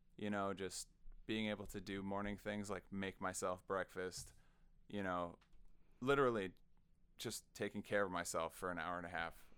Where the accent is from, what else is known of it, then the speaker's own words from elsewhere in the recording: Sioux Falls, South Dakota, United States; I'm a South Dakotan kid. Uh, I grew up in Sioux Falls